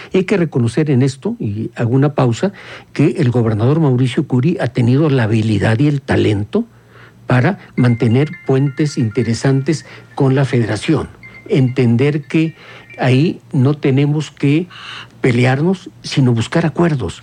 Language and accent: Spanish; Querétaro, Mexico; como somos las queretanas y los queretanos